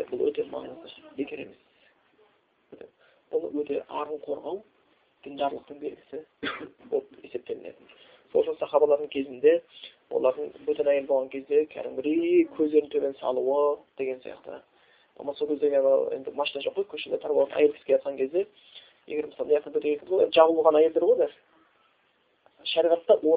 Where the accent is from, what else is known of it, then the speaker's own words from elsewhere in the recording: Kazakhstan; бәріміз қазақпыз ғой